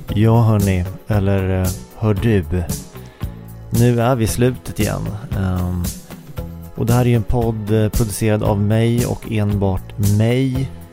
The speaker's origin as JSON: {"language": "Swedish", "country": "Sweden", "said": "Som svensk"}